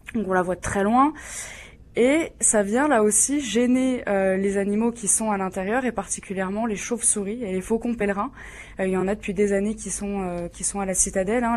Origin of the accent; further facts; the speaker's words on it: Jura, Bourgogne-Franche-Comté, France; je suis jurassienne d'origine. Euh, moi, je me rappelle quand j'étais petite, on parlait pas du tout de tourisme chez moi.